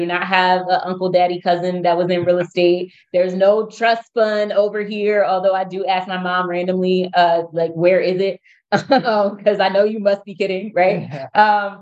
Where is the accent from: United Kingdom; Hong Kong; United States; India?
United States; now in Baltimore, United States; I'm from outside of Philadelphia, about an hour from Baltimore.